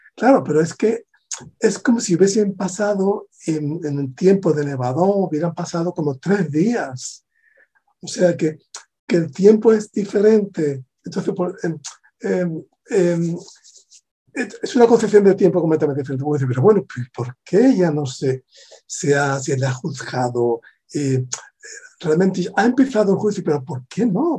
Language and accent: Spanish; Spain; also born or lived in southern Spain; a pesar de ser de España